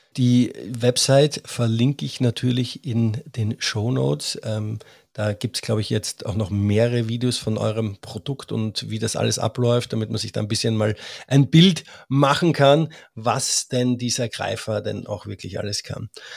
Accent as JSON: {"language": "German", "country": "Austria", "said": "als Österreicher"}